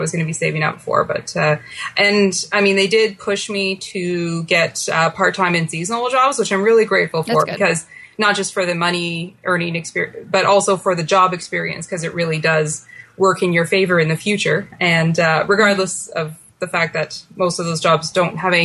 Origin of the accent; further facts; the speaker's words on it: Ottawa, Ontario, Canada; I born and raised in Ottawa and, I'm back here now in Ottawa.